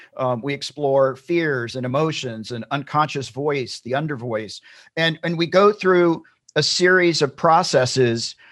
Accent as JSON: {"language": "English", "region": "Tennessee", "country": "United States", "tie": "born or raised there", "moved": "as an adult", "lives_now": "California, United States", "said": "I'm originally from Tennessee. I grew up in Tennessee"}